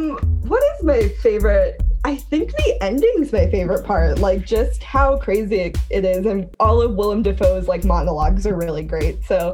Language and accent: English; United States; accent: American; I am a British American, but it's probably hard to tell about the British part with my American accent, but I am.